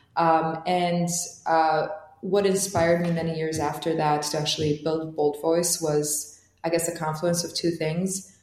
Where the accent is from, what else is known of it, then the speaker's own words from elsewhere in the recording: Tirana, Tirana County, Albania; English is a second language; moved away as an adult; now in United States; So I grew up in Tirana, which is the capital of Albania.